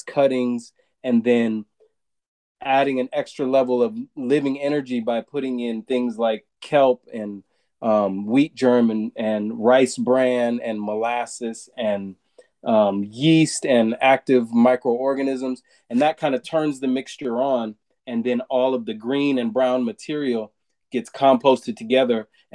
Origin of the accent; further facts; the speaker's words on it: Southern California, United States; moved away; I'm from Southern California originally